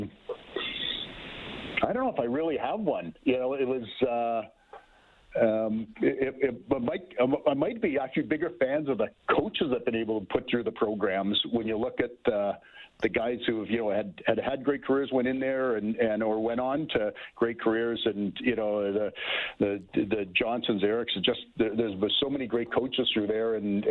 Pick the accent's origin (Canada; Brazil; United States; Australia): Canada; Ontario; I grew up in Ontario